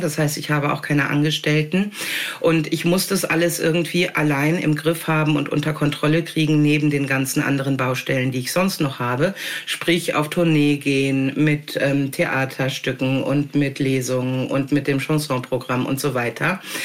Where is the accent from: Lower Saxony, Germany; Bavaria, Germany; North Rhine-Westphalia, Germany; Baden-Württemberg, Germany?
North Rhine-Westphalia, Germany; also born or lived in Hamburg / Wendland; now in Jabel, Germany; ich habe mich da wohlgefühlt, wo ich geboren wurde und aufgewachsen bin in Ostwestfalen